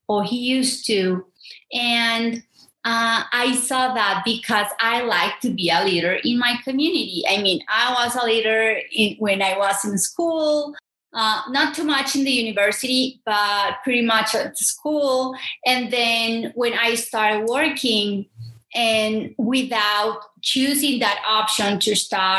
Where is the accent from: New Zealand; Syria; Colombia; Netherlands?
Colombia; Medellín, Antioquia; English is a second language; also born or lived in Santuario, Antioquia; growing up in Medellin, in Antioquia, in Santuario